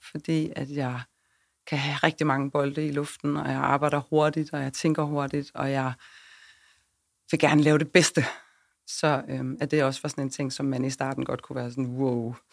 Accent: Svendborg, Southern Denmark, Denmark; Og så er jeg fra Syfyn. Jeg er fra Svendborg, ja, så jeg er Fynbo. Og min aner er fra Ærø.

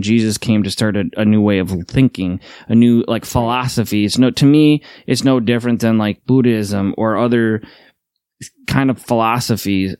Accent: Midwest, United States; Midwesterners, we just don't leave

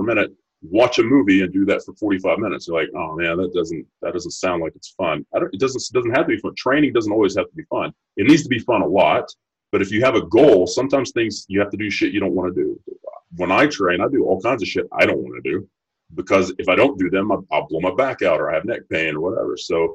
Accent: Texas, United States; I'm from Texas

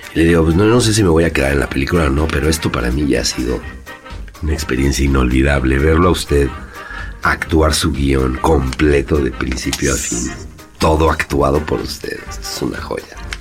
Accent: Mexico; also born or lived in Madrid, Spain; me fui a vivir allá y ahí me di cuenta que soy mexicano

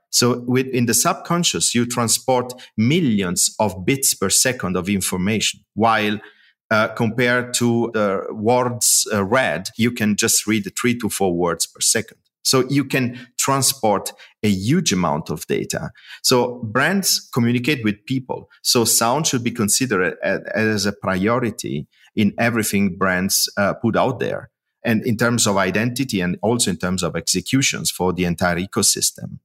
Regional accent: Italy; moved away as an adult; now in Germany; I moved after the university from Italy to, to Germany to start working

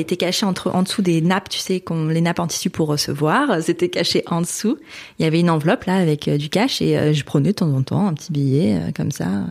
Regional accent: Hauts-de-France, France; also born or lived in Canada; now in Lille, France; Je viens de la Vénois donc qui est dans une petite bourgade du nord. Ça reste dans les Hauts-de-France, hein, ça reste dans le nord

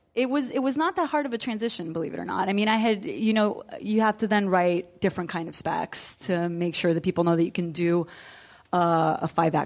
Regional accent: East Coast, United States; I'm from the East Coast, and I was writing plays published when I was 17.

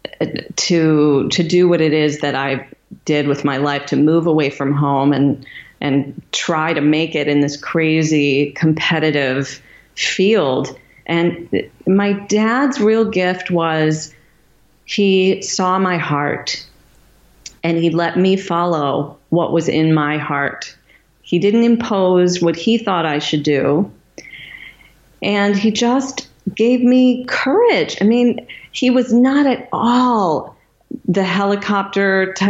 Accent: Michigan, United States; my hometown of Michigan

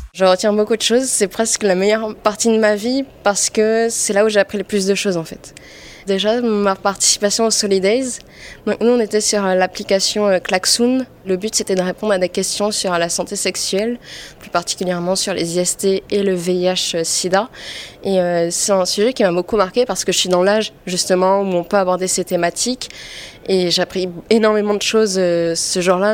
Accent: French Polynesia; moved away as an adult; now in Paris, France; je viens de Polynésie et je suis rentrée en France

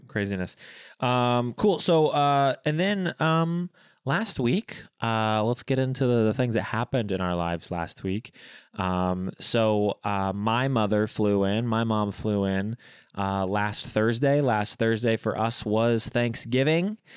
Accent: Bloomington, Indiana, United States; in my hometown of Bloomington

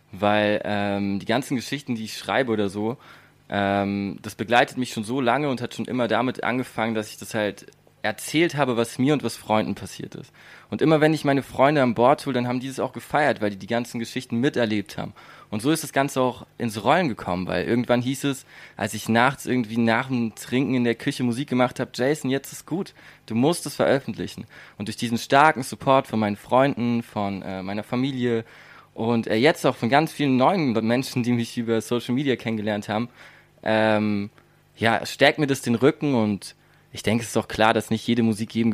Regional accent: Baden-Württemberg, Germany; ich liebe den Europapark, ich komme hier aus der Gegend, bin hier seit ich klein bin.

